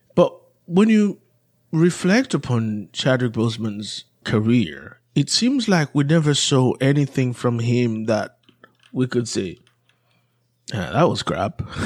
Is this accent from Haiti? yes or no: yes; Haiti; moved away; growing up in Haiti